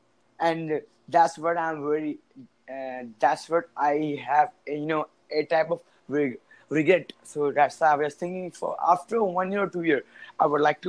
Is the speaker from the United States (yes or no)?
no; India; English is a second language; now in Saudi Arabia; Actually, I'm an Indian, but I am, you know, living in Saudi Arabia, means the Middle East, because I'm in an NRI. I live in outside the India.